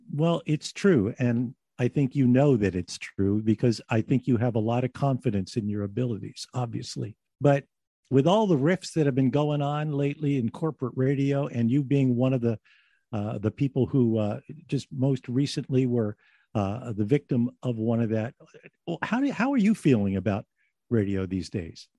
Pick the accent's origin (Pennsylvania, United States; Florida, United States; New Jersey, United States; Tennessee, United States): Pennsylvania, United States; Philadelphia; also born or lived in California; spend most of it in my hometown of Philadelphia